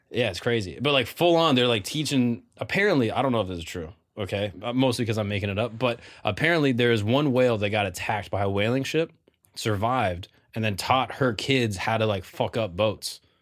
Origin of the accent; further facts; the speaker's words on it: Florida, United States; I grew up in Florida with my, my large family